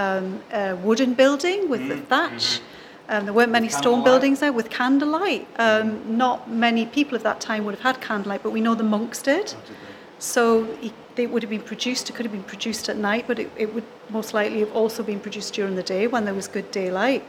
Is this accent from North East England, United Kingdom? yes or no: yes; Newcastle upon Tyne, North East England, United Kingdom; I'm a Geordie